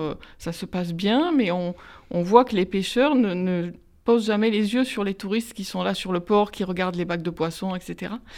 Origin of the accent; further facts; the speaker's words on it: Marseille, Provence-Alpes-Côte d'Azur, France; je suis d'origine italienne, j'ai grandi à Marseille, dans les quartiers nord